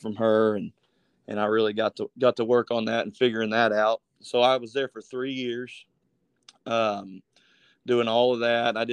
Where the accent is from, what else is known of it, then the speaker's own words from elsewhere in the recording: McAlester, Oklahoma, United States; moved away as an adult; I'm originally from McAlester.